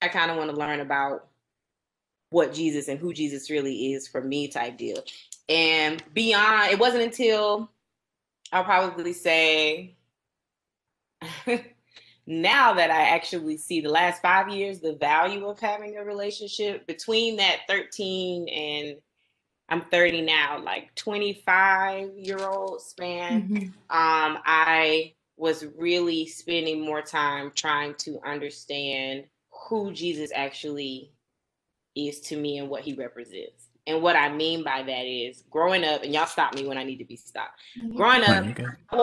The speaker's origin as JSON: {"language": "English", "town": "Warner Robins", "region": "Georgia", "country": "United States", "tie": "born or raised there", "also_born_or_lived": "Byron, Georgia", "said": "I am from Middle Georgia, Warner Robins particularly"}